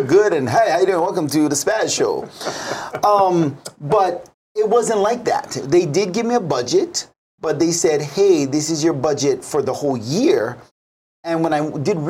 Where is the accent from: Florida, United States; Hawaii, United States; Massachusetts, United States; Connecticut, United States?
Hawaii, United States; Kaneohe; I'm from Kaneohe, born and raised